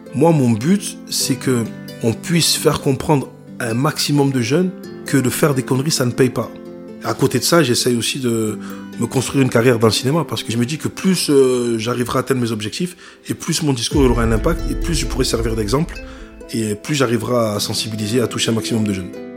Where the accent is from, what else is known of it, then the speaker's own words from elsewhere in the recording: Vitrolles, Provence-Alpes-Côte d'Azur, France; also born or lived in Ancona, Italy; chez moi à Marseille, à Vitrolles